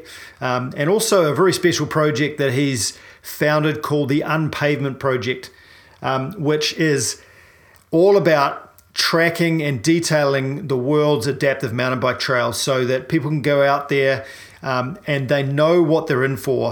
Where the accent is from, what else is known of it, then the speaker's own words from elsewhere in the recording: New Zealand; I'm a paraplegic from New Zealand